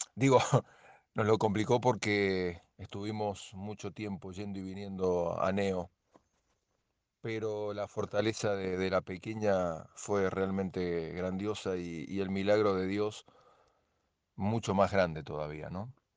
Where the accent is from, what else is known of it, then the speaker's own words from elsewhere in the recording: Mexico; now in Chile; soy mexicano, pero vivo en Chile desde hace 20 años